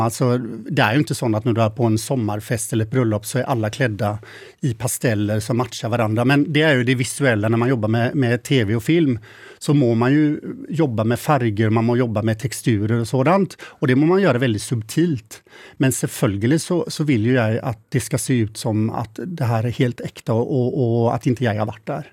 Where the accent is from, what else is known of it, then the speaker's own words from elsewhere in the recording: Mölndal, Västra Götaland, Sweden; moved away as an adult; also born or lived in Gothenburg / Paris; now in Norway; jag är född och uppvuxen i Mölndal som ligger lite utanför